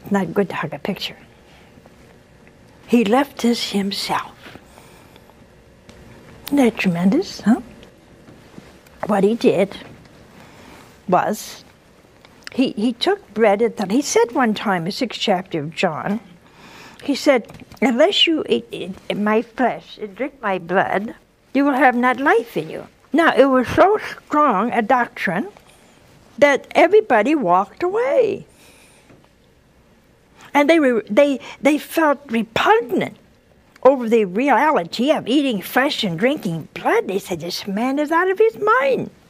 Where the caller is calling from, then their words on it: Virginia, United States; I'm from Virginia.